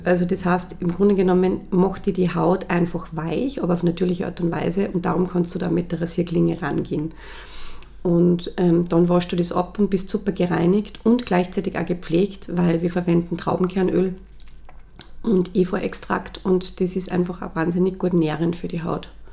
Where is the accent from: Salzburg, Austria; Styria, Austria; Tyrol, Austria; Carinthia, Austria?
Salzburg, Austria; moved away as an adult; also born or lived in Los Angeles / Vienna; ich bin ähm, in Salzburg aufgewachsen